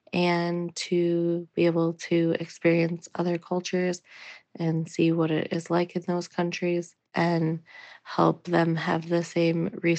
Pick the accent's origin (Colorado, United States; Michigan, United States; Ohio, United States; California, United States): Michigan, United States; I'm from Michigan.